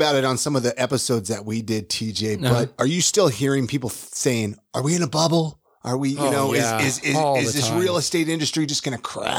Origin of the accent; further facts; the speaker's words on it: California, United States; I'm from California.